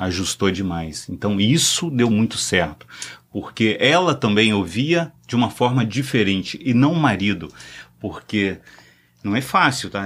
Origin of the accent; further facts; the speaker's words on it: Espírito Santo, Brazil; estado, que é o Espírito Santo, sou capixaba